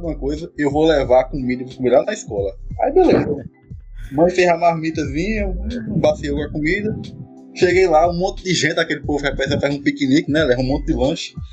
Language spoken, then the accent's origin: Portuguese; Araripina/Ouricuri, Pernambuco, Brazil; moved away as an adult; also born or lived in Santa Cruz; now in Paulo Afonso, Brazil; sou natural de Aricuri, Pernambuco, moro em Santa Cruz